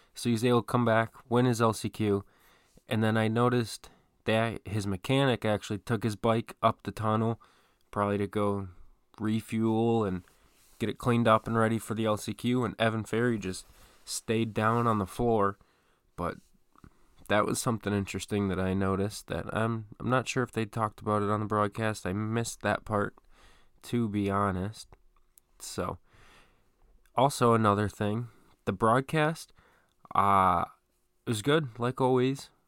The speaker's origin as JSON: {"language": "English", "town": "Detroit", "region": "Michigan", "country": "United States", "tie": "born or raised there", "said": "my hometown, sort of, of Detroit"}